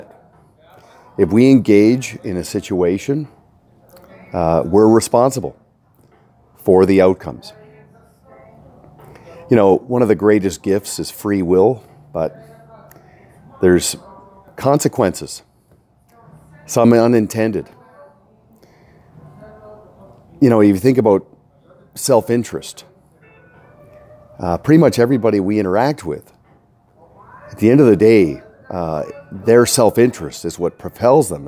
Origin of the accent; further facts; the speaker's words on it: Canada; Feeling right at home as a Canadian